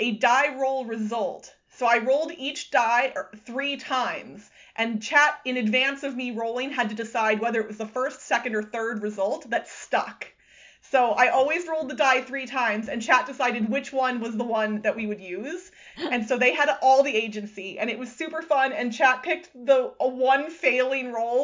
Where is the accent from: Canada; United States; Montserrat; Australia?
United States; Missouri and Iowa; I grew up in Missouri and Iowa